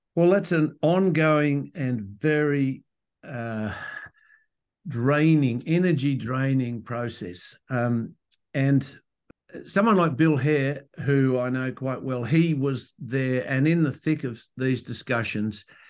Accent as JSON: {"language": "English", "region": "Western Australia", "country": "Australia", "said": "I'm from Western Australia"}